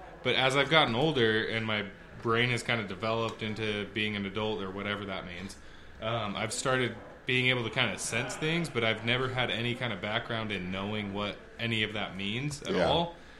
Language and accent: English; Hong Kong; born there; I was born in Hong Kong, side note. My dad was a CPA. He worked for a company over there.